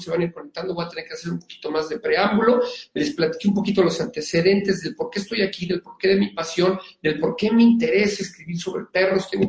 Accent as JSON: {"language": "Spanish", "region": "Mexico City", "country": "Mexico", "tie": "born or raised there", "lives_now": "Querétaro, Mexico", "said": "Eh, soy originario de la Ciudad de México, pero vivo desde hace siete en San Querétaro."}